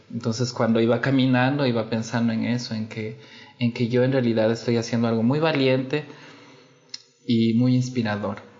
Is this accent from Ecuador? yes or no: yes; Ecuador; moved away as an adult; now in Brazil; yo nací en Ecuador.